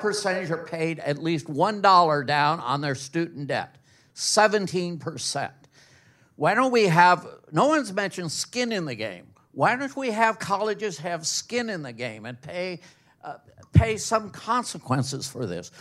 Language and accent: English; Ohio, United States; moved away; my home state, Central State University